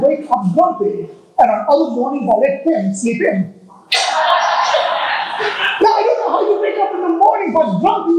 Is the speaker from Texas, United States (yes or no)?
yes; Texas, United States; I'm from Texas, actually. I mean, I look it, but I'm actually from Texas